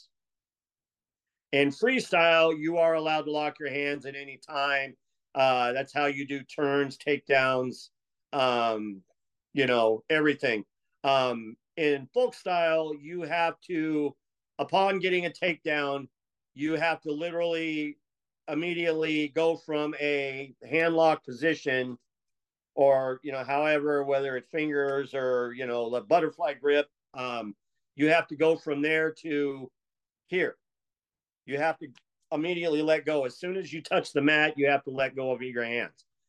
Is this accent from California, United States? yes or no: yes; Escondido, California, United States; I was from the Orange Glen side of town, crosstown from you guys